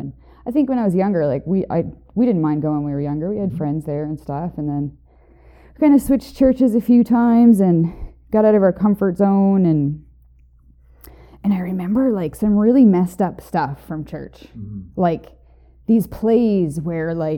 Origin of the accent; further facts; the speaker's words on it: Moncton, New Brunswick, Canada; I'm from the Maritimes. I was born in Moncton, New Brunswick